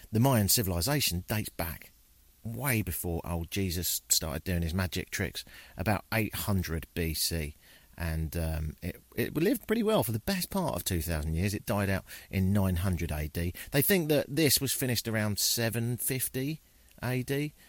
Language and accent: English; United Kingdom; I'm from Britain, so everything's the woods to me. But yeah, you don't see a lot of toucans in Britain or howler monkeys